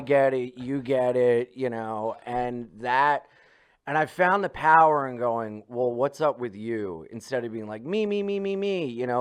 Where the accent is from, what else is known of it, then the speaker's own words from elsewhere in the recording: Delaware, United States; I grew up in Delaware